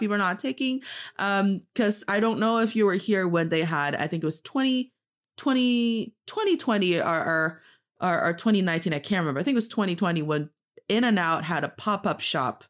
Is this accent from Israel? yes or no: no; Northeast China, China; English is a second language; now in Beijing, China; I am from the northeast part of China, proudly repping Dongbae, and I'm talking to you from Beijing